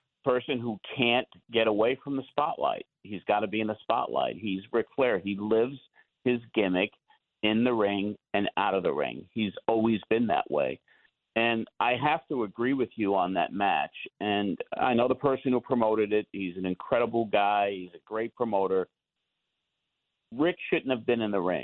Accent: Long Island, New York, United States; now in Tennessee, United States; We're both from Long Island

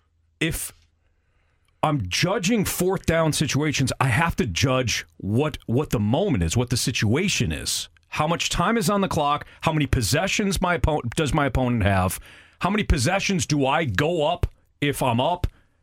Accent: Nine Mile Road, Michigan, United States; I grew up on Nine Mile.

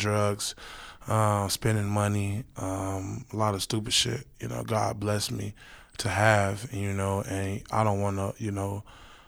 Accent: Chicago, Illinois, United States; I'm from Chicago, Illinois. I seen a lot of shit when I was a kid.

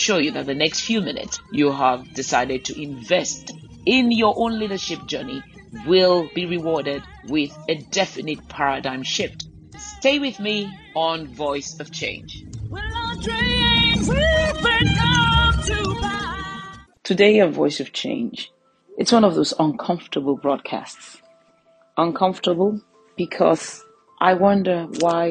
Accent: Nigeria; as a Nigerian

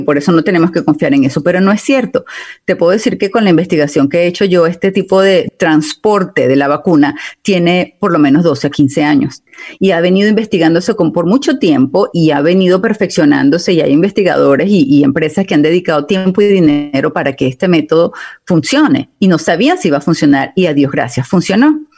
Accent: Italy; now in United States; como yo soy italiana

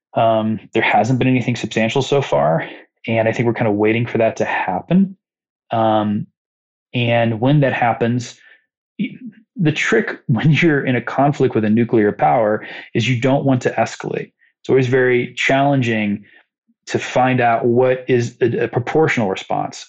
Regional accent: Muncie, Indiana, United States; It's my hometown

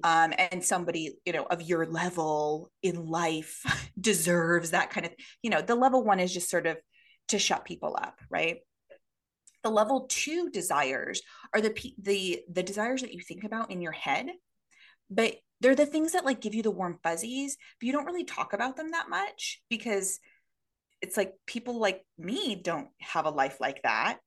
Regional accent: Oregon, United States; moved away as an adult; now in Tokyo, Japan; we are originally from Oregon

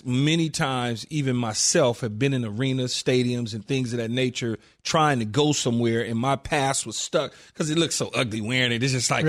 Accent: Los Angeles, California, United States; growing up in South Central L.A. and just seeing things firsthand

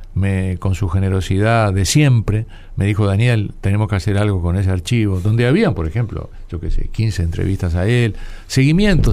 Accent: Uruguay; Soy un uruguayo desordenado

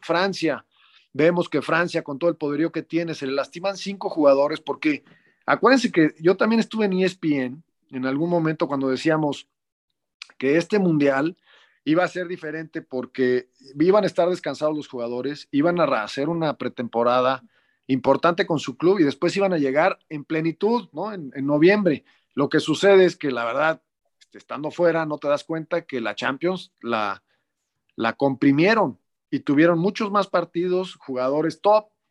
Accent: Mexico; lo hicimos como mexicano

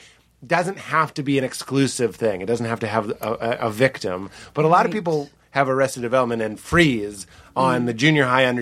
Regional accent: Lexington, Massachusetts, United States; I grew up in Lexington, which to this day, like, no McDonald's.

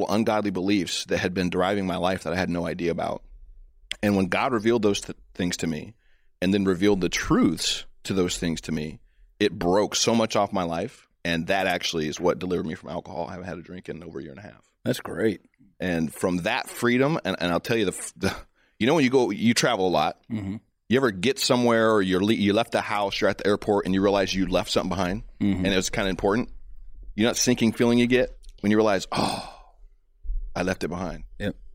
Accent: United States; You know, as a American, as a Christian, as a as a black man, as a husband, as a father, this is what I see is at stake.

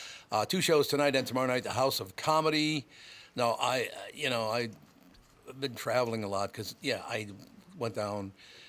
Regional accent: Minnesota, United States; No, I'm from Minnesota.

